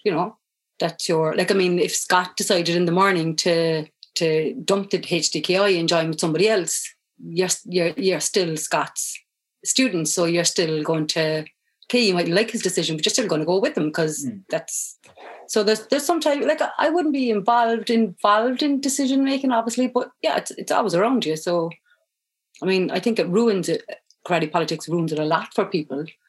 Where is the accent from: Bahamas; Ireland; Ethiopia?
Ireland; Cork, Munster; I'm from Cork, so I'm obviously a rebel